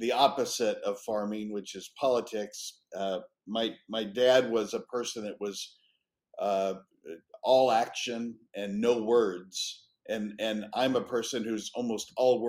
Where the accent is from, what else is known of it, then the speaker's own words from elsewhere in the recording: Arizona, United States; I'm from Arizona. I was born here